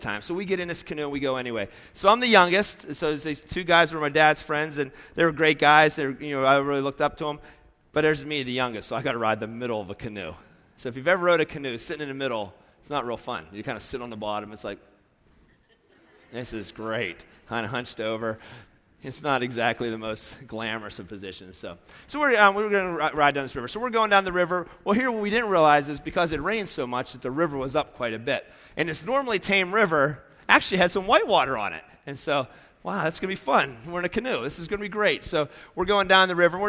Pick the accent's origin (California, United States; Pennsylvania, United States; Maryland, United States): Pennsylvania, United States; moved away; I grew up in Pennsylvania